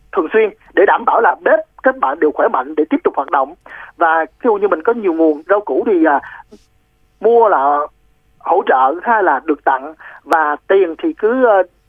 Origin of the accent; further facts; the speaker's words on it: Ho Chi Minh City, Vietnam; mình là người sài gòn